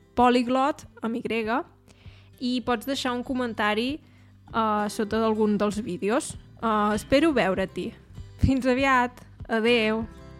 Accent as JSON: {"language": "Catalan", "town": "Torelló", "region": "Catalonia", "country": "Spain", "also_born_or_lived": "Barcelona", "moved": "as an adult", "lives_now": "Germany", "said": "el poble d'on sóc no el coneix gaire gent, la veritat, perquè és un poble petit. És un poble de la comarca d'Osona que es diu Torelló"}